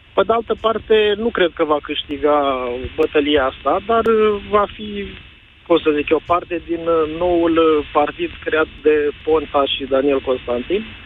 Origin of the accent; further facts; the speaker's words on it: Romania; Sunt român din România